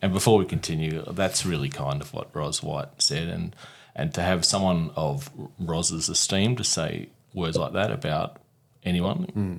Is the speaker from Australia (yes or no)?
yes; Mount Gambier, South Australia, Australia; it's a very small, as in 25,000-30,000 people, country town on the South Australian-Victoria border.